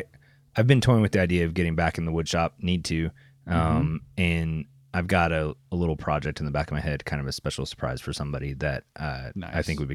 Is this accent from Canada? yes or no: yes; Canada; I'm Canadian